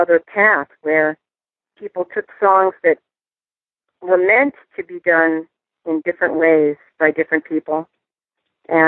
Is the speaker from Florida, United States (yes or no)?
no; Milwaukee, Wisconsin, United States; moved away; I was just in my hometown, Milwaukee, Wisconsin